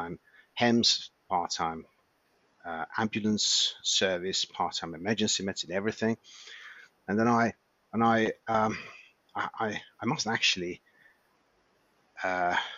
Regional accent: Hungary; moved away; I was born and raised in Hungary, and I trained as a doctor, obviously there.

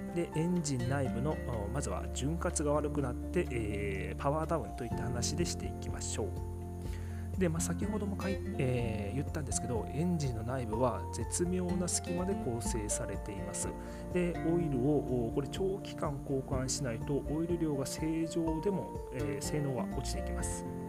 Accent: Miyazaki, Japan; accent: Miyazaki dialect; 今宮崎弁出ちゃった

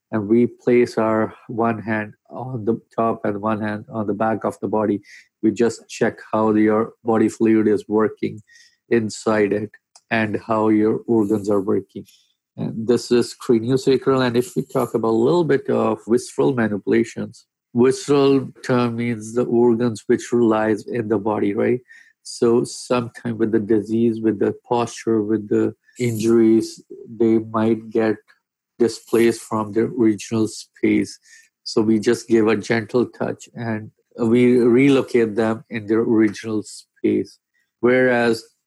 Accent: India; moved away as an adult; now in Abbotsford, Canada; I'm a physiotherapist from India.

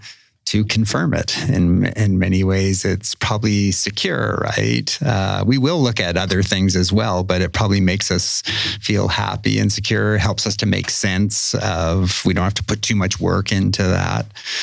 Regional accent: Winnipeg, Manitoba, Canada; In Winnipeg.

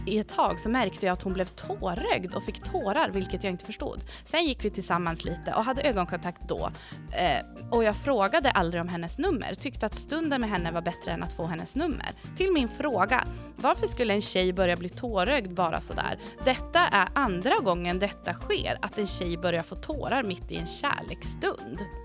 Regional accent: Sweden; Jag är ju uppvuxen uppe på Marieberg

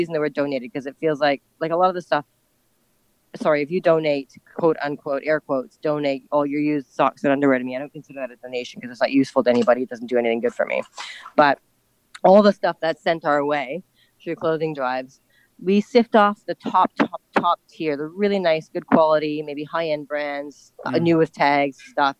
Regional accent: Ottawa, Ontario, Canada; moved away as an adult; now in Hong Kong; I grew up in Ottawa, which is a small Canadian

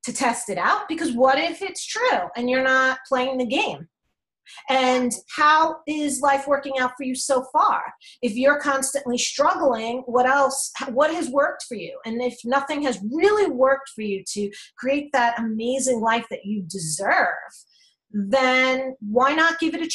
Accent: New York, United States; I'm from New York

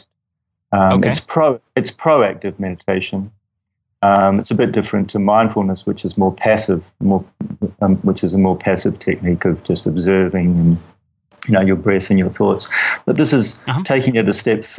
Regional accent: Wellington, New Zealand; New Zealand, Wellington, New Zealand

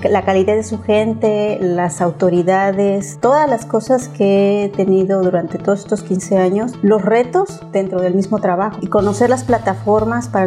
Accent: Mexico City, Mexico; En el momento que llegué, porque soy de Ciudad de México, este, mi primera impresión fue el calor

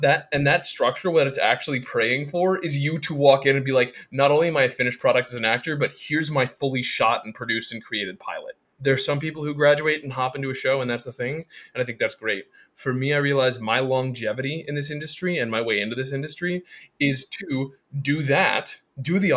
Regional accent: Laytonsville, Maryland, United States; moved away as an adult; also born or lived in Evanston, Illinois; now in New York City, United States; growing up in Laytonville, Maryland

